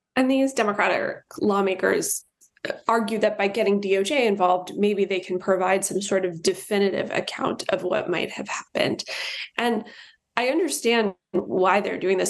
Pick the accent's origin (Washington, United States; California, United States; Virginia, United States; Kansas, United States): Virginia, United States; I'm from Virginia.